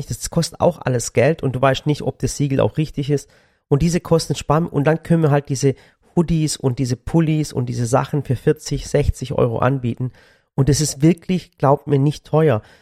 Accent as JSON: {"language": "German", "region": "Sinop", "country": "Turkey", "said": "Und dass ich den Kids mal zeigen, wo ich herkomme."}